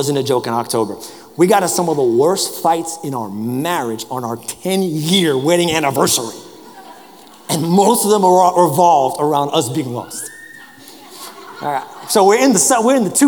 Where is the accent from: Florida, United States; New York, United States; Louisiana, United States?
New York, United States; New York City; moved away; I grew up in New York. So, you know, I grew up in the public transportation system